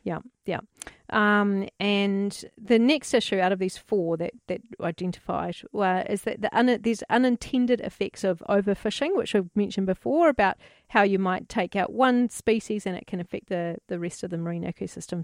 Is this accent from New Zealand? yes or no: yes; New Zealand